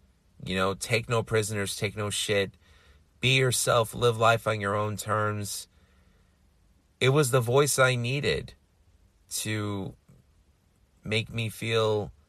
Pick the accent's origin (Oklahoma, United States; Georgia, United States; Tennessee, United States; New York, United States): New York, United States; New York City; You know, here I was born and raised in New York City and feeling like I didn't belong anywhere.